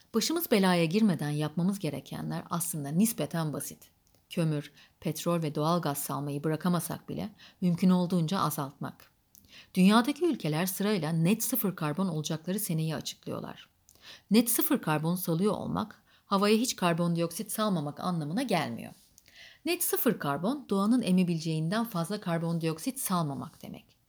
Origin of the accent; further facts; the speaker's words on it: Adana, Turkey; also born or lived in Kayseri; 1938'de Kayseri'de doğdum ve çocukluğum Adana'da geçti.